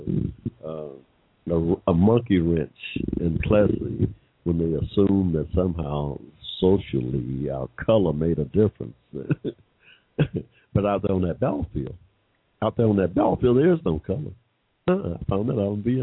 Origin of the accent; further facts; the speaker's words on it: Georgia, United States; I was born in Georgia